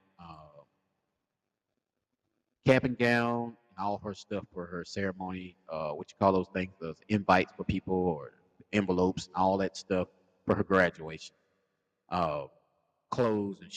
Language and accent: English; South Carolina, United States; I'm from South Carolina